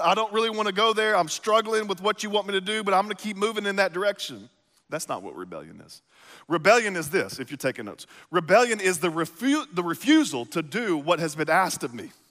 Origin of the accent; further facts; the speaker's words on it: East Texas, United States; now in Midwest, United States; I grew up in East Texas